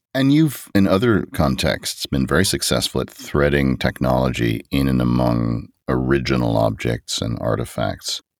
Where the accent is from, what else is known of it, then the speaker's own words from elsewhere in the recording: United States; as an American